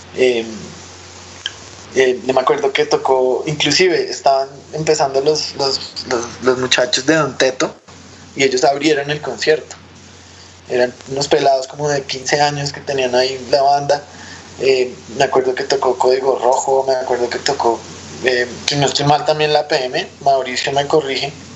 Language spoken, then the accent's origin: Spanish; Bogotá, Colombia; moved away as an adult; also born or lived in Kazakhstan; nosotros rolos